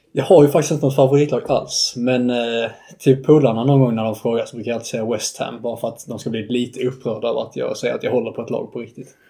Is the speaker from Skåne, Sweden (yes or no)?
yes; Staffanstorp, Skåne, Sweden; accent: Scanian; moved away as an adult; also born or lived in Uppsala; någon gång där kring min ettårsdag så flyttade vi ner till Staffanstorp och sen dess har jag bott i Staffanstorp